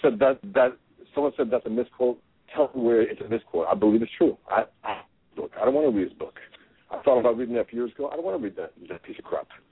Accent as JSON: {"language": "English", "country": "United States"}